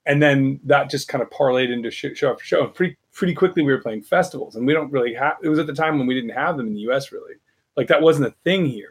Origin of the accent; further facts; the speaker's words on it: United States; as an American